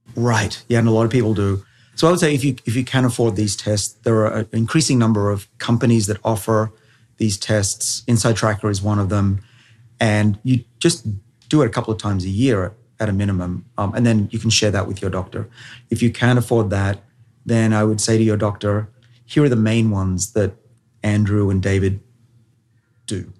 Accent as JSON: {"language": "English", "country": "Australia", "said": "I'm a Australian."}